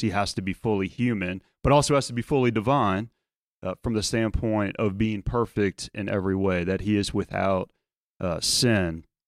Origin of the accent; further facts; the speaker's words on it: South Louisiana, United States; moved away; growing up in South Louisiana